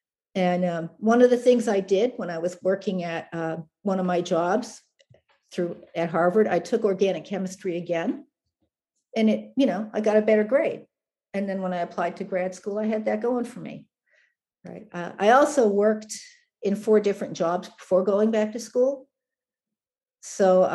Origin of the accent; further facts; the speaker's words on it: Canada; now in United States; I was born in Canada